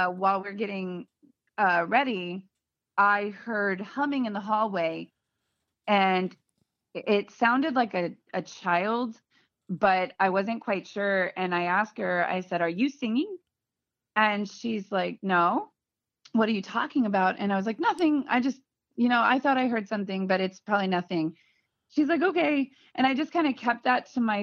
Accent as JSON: {"language": "English", "town": "Virginia Beach", "region": "Virginia", "country": "United States", "tie": "born or raised there", "also_born_or_lived": "Portsmouth, Virginia", "said": "we're from Virginia Beach"}